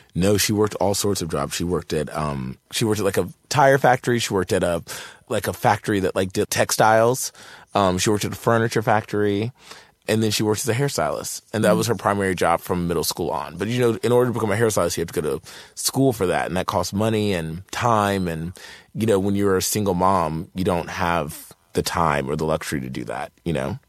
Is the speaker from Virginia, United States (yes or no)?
yes; Martinsville, Virginia, United States; moved away; I'm from Martinsville, Virginia, a really small town in Virginia